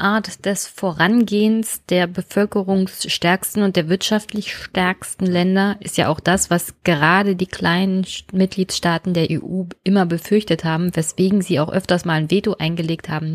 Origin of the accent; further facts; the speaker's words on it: Germany; wir als Deutsche